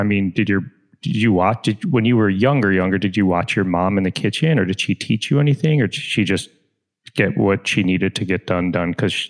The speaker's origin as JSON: {"language": "English", "town": "Chicago", "region": "Illinois", "country": "United States", "tie": "born or raised there", "also_born_or_lived": "Deerfield, Illinois", "said": "I'm based in Chicago, but I'm also from Chicago."}